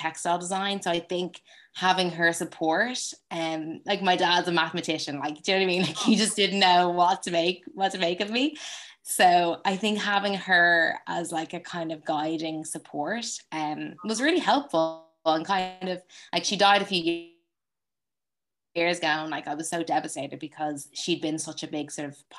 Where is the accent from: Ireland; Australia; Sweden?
Ireland; Dublin, Leinster; so I grew up in Ireland, I grew up in Dublin